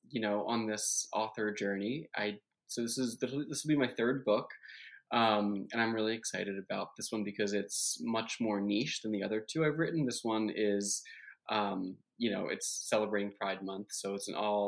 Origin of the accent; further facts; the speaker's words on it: West Deptford, New Jersey, United States; moved away; I'm from New Jersey originally